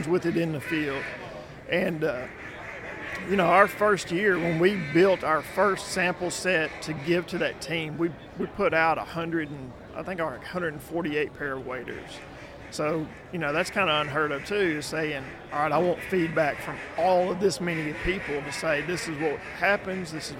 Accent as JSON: {"language": "English", "town": "Texarkana", "region": "Arkansas", "country": "United States", "tie": "born or raised there", "also_born_or_lived": "Conway, Arkansas / Little Rock, Arkansas / northwest Mississippi", "moved": "as an adult", "lives_now": "Mississippi, United States", "said": "I grew up in Texarkana"}